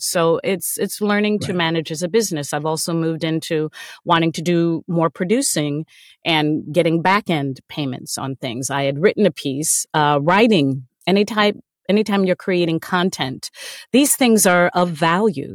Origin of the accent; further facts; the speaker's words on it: United States; a Black woman growing up in American culture